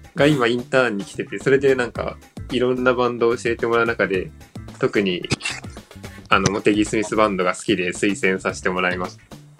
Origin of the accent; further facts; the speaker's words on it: Kyushu, Miyazaki, Japan; 僕は九州の宮崎です